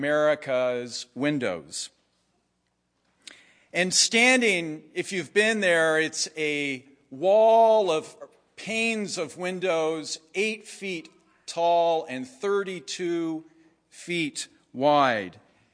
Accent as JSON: {"language": "English", "town": "Jerusalem", "region": "Jerusalem District", "country": "Israel", "tie": "born or raised there", "said": "As a kid growing up in Jerusalem, I had especially loved Marc Chagall's stained glass windows of the 12 tribes of Israel."}